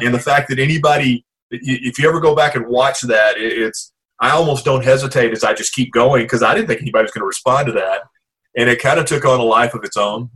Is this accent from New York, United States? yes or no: no; Pine Bluff, Arkansas, United States; I was born in Pine Bluff, Arkansas